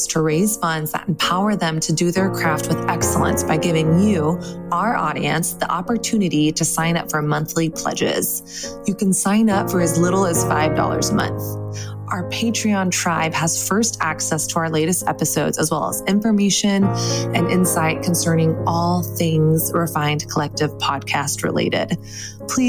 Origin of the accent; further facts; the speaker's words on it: Texas, United States; I am from Texas.